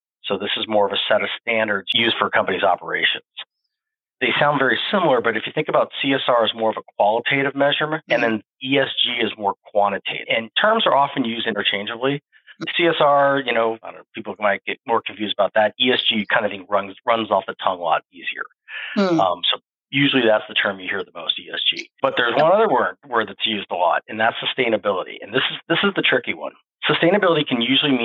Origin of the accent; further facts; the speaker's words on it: Phoenix, Arizona, United States; growing up in the Southwest and Phoenix